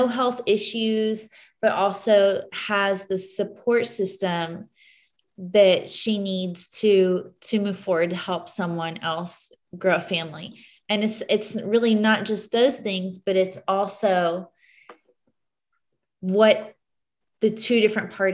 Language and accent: English; Houston, Texas, United States; also born or lived in Dallas, Texas; now in San Antonio, United States; I grew up in Houston